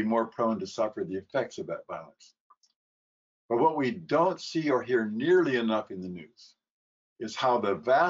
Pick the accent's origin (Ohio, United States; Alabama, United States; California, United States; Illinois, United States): California, United States; now in New York, United States; Originally a Californian, but now I'm a New Yorker